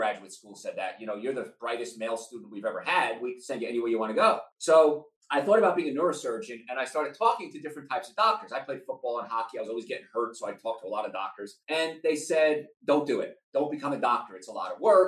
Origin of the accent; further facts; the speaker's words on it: Hoboken, New Jersey, United States; We're living in this tiny little apartment in Hoboken, New Jersey